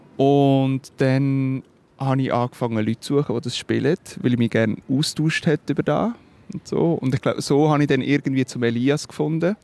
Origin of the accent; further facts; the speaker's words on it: Switzerland; accent: Swiss German; first language Swiss German; natürlich ist Schweizerdeutsch meine Muttersprache